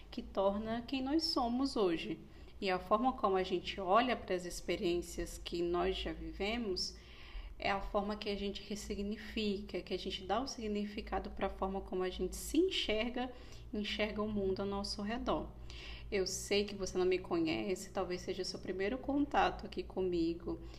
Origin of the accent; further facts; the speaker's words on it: Pernambuco, Brazil; also born or lived in Rio de Janeiro; e eu sou pernambucana. E a gente ficou muito nesse impasse. Moramos muito tempo em Pernambuco, muito tempo no Rio de Janeiro.